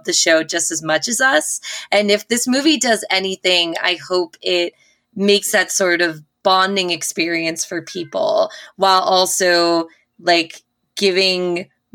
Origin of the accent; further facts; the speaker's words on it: New York City, New York, United States; I'm a New Yorker